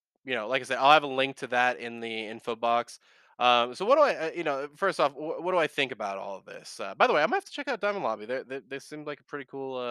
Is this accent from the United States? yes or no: yes; United States; I'm an American